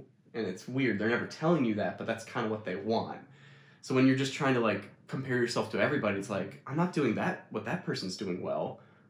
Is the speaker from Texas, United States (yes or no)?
no; Scottsville, New York, United States; also born or lived in Canada; It's Scottsville, New York, in Wheatland, Chilliwack.